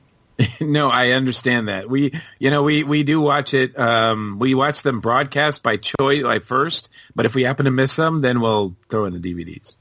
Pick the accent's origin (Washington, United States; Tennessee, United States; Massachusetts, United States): Massachusetts, United States; moved away as an adult; now in Georgia, United States; I'm from Massachusetts, so it was always like, boom, cold